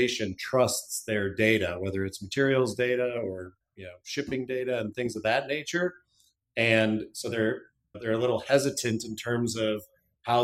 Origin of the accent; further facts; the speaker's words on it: Cleveland, Ohio, United States; also born or lived in Tennessee; I grew up in Cleveland, Ohio, lived most of my youth, or lived all of my youth there